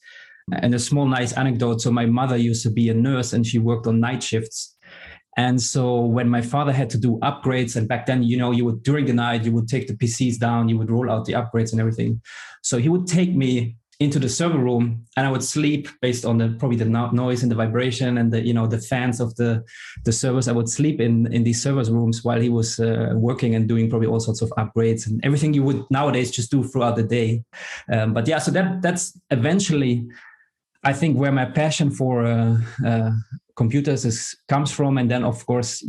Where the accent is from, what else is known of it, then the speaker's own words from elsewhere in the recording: Germany; moved away as an adult; now in Amsterdam, Netherlands; I grew up in Germany. I started also my career in Germany, and eventually I landed in the Netherlands and in Amsterdam because I met my wife